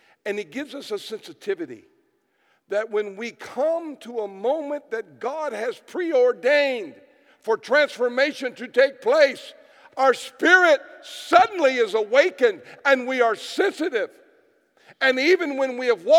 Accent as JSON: {"language": "English", "country": "United States", "said": "I come from America"}